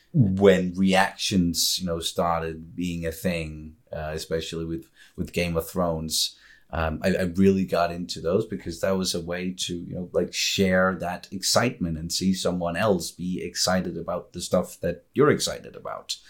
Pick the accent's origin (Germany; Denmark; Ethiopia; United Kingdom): Denmark; Copenhagen, Capital Region of Denmark; moved away as an adult; now in Funen, Denmark; I was born and raised in Copenhagen